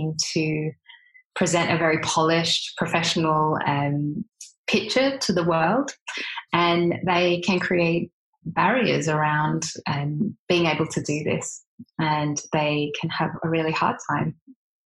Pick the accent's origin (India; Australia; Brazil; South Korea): Australia; if people don't recognize my accent, that I am Australian